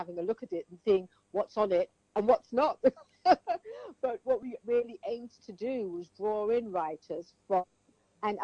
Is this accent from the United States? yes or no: no; Sierra Leone; I was from Sierra Leone